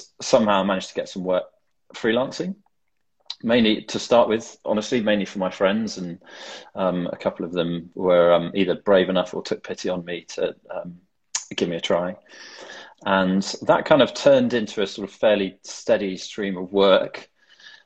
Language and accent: English; the Cotswolds, South West England, United Kingdom; now in London, United Kingdom; I grew up in the Cotswolds in a tiny little village in the middle of nowhere